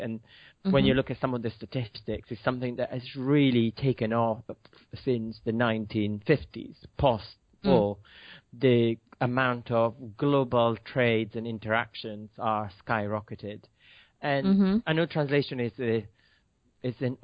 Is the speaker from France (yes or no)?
no; Milan, Lombardy, Italy; moved away as an adult; now in United Kingdom; Yes, I'm from Milan. I've been in UK for 18 years after university